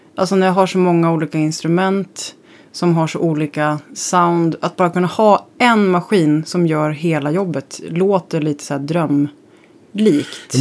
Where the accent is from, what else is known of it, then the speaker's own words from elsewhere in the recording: Växjö, Småland, Sweden; moved away; also born or lived in Kalmar; jag är uppväxt i Småland, Kalmar och Växjö